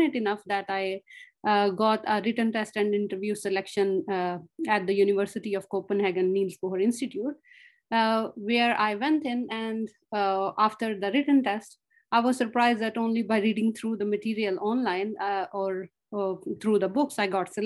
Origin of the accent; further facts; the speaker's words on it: Pakistan; moved away as an adult; now in Australia; I'm originally from Pakistan, where I have done my master's.